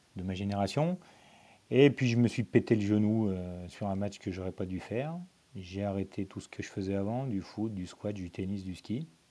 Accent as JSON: {"language": "French", "town": "Lyon", "region": "Auvergne-Rhône-Alpes", "country": "France", "tie": "born or raised there", "said": "je suis né à Lyon, j'habite toujours à côté de Lyon"}